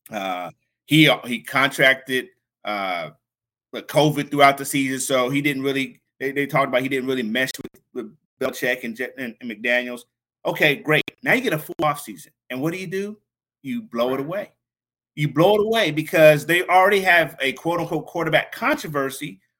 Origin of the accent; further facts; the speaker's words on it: Washington, District of Columbia, United States; So for me to see, wow, my hometown team, which is here in DC, is taking care of my hometown team out there in Cali.